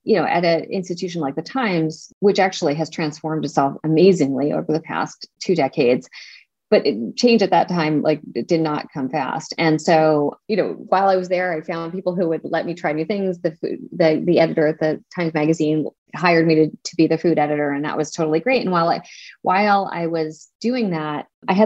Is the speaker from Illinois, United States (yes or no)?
no; Pennsylvania, United States; my mom's house in Pennsylvania, where I grew up